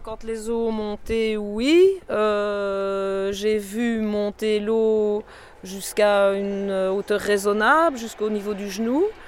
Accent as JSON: {"language": "French", "town": "Fraipont", "region": "Wallonia", "country": "Belgium", "tie": "born or raised there", "also_born_or_lived": "Tilff", "said": "je suis né à Tilf, mais j'habite Frépont depuis que j'ai l'âge de 6 ans."}